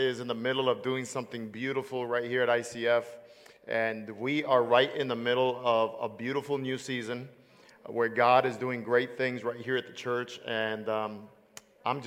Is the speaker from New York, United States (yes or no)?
yes; New York City, New York, United States; moved away; I am originally from Brooklyn, New York.